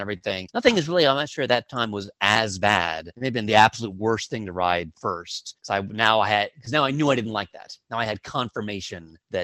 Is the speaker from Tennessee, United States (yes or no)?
no; Dallas, Texas, United States; now in New York, United States; growing up in Dallas